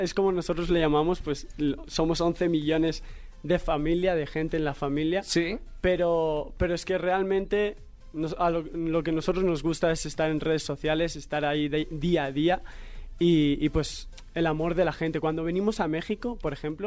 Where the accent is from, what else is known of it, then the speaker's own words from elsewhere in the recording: Spain; soy de España